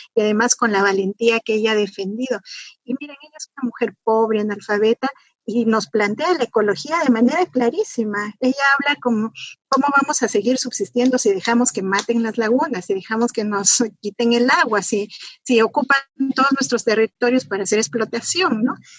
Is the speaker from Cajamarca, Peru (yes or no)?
yes; Cajamarca, Peru; yo soy de Cajamarca, yo soy de una provincia que además es la más pobre del país